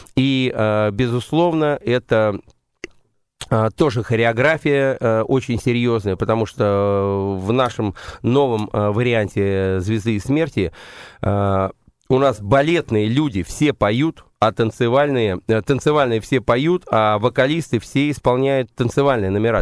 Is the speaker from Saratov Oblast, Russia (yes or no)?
yes; Saratov, Saratov Oblast, Russia; moved away; also born or lived in London; я, собственно, саратовский коренной